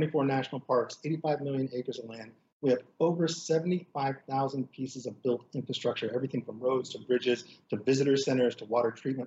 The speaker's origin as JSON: {"language": "English", "region": "Pacific Northwest", "country": "United States", "said": "I'm from the Pacific Northwest"}